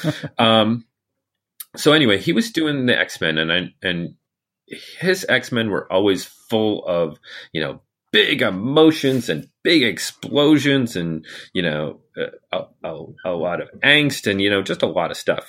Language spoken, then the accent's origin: English; United States; I'm an American